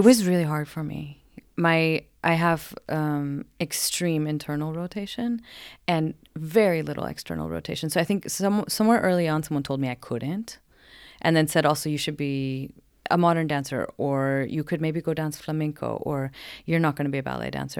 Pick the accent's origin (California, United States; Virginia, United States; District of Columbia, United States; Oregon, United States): Oregon, United States; Portland; moved away as an adult; now in Sweden; I'm from Oregon, Portland, Oregon